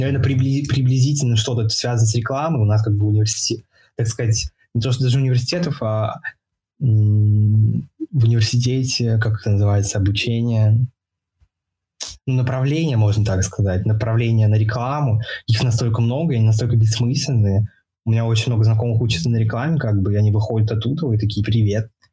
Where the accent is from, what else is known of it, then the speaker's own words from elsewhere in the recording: Saint Petersburg, Russia; в Питере, я из Питера, ну, в Питере в основном.